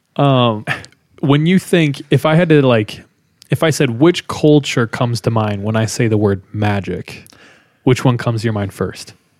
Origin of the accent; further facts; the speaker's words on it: Central California, United States; I grew up in Central California